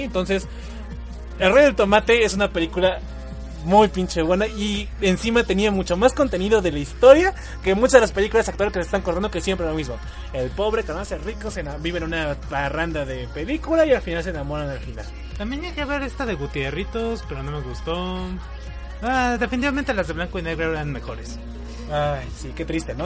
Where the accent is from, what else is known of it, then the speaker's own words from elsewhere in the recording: Mexico; Porque somos mexicanos